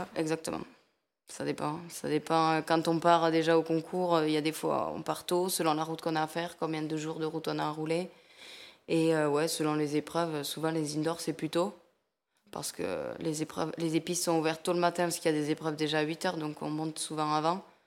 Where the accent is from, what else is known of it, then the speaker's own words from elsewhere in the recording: a small village near Lourdes, Occitania, France; accent: south-western; je suis du sud-ouest de la France, un petit village à côté de Lourdes